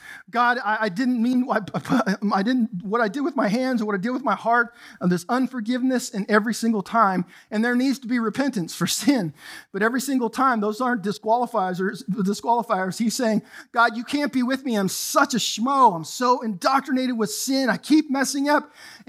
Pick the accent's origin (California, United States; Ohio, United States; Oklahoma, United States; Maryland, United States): California, United States; I grew up in Southern California in the 80s, and gangs were exploding.